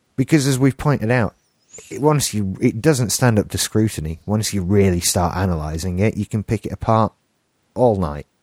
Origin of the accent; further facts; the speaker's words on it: England, United Kingdom; accent: English; my English accent